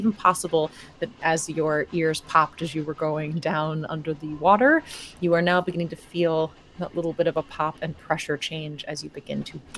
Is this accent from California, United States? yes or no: no; New York, United States; I mean, growing up in New York and these places with the light pollution